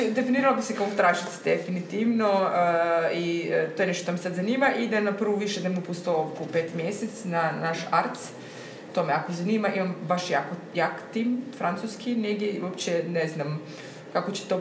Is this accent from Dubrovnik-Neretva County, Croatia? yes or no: yes; Korčula, Dubrovnik-Neretva County, Croatia; kad smo se doselili iz Korčule, Onda dok smo preuređivali stan na Trešnici, smo tu bili u renti godinu dana.